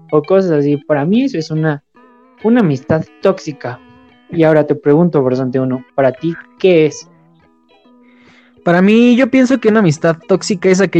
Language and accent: Spanish; Mexico; y más como, bueno, somos mexicanos, chicos de universidad o de prepa